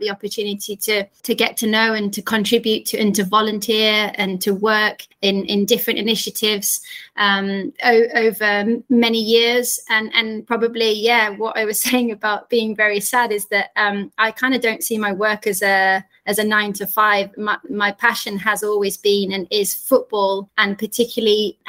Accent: Yorkshire and the Humber, United Kingdom; being a young girl growing up in Yorkshire in the north of England

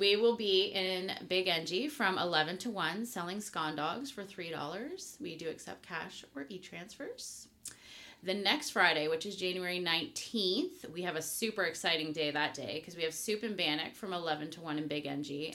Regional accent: Henvey Inlet, Ontario, Canada; I am Anishinaabe Kwei from Henvey Inlet.

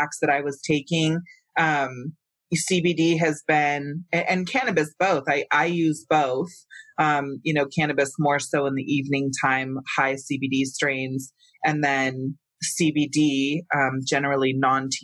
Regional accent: Santa Cruz, California, United States; moved away as an adult; now in Colorado, United States; I come from California, where cannabis culture was thriving. Yeah. I'm from, you know, the San Francisco Bay Area, Northern California, Santa Cruz

